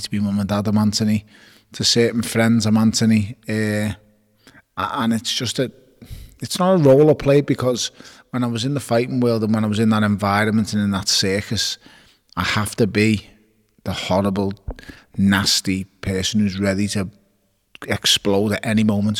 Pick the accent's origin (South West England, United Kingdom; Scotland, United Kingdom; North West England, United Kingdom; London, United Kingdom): North West England, United Kingdom; Liverpool; I was born on Kingsley Road in Toxteth and I was raised in Wavertree off Smithdown Road.